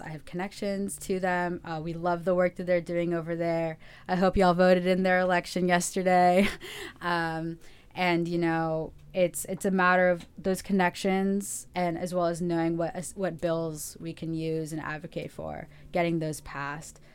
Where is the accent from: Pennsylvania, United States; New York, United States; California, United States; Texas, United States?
California, United States; Los Angeles; I'm from Los Angeles, actually. Uh, I grew up here